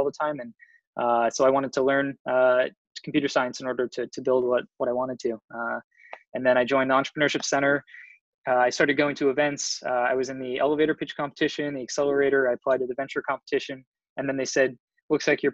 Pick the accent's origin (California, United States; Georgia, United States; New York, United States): California, United States; San Mateo; moved away as an adult; now in Boston, United States; I'm originally from the Bay Area, from San Mateo in San Francisco